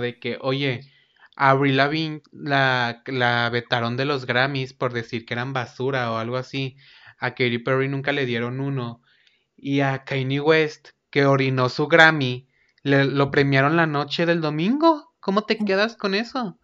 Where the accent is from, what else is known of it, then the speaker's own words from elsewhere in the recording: Mexico; aquí tú y yo somos mexicanos